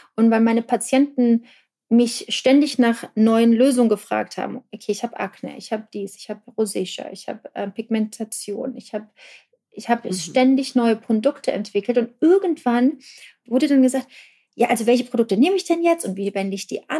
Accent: Germany; ich bin in der DDR groß geworden

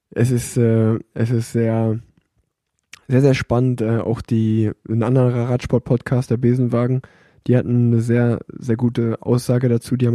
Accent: Cologne, North Rhine-Westphalia, Germany; als Kölner, der in Köln wohnt

